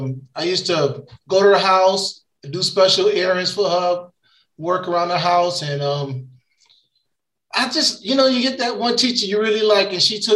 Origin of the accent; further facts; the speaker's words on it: Hartford, Connecticut, United States; I was born in Hartford, Connecticut. I went to Mark Twain School, Fox Middle, Weaver High.